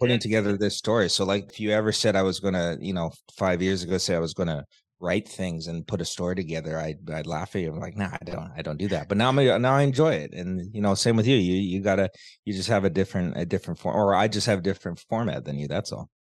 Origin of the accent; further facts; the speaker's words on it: Canada; also born or lived in Vancouver; I live in Canada, I was born in Canada